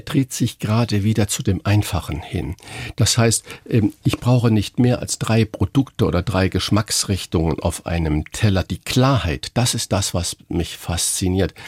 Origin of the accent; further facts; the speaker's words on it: Saarland, Germany; moved away as an adult; now in Hamburg, Germany; ich bin gebürtiger Saarländer.